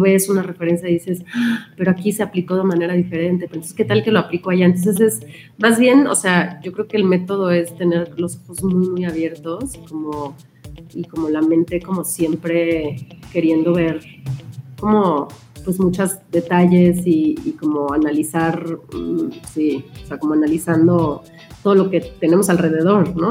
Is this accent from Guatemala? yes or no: no; Mexico; como mexicanos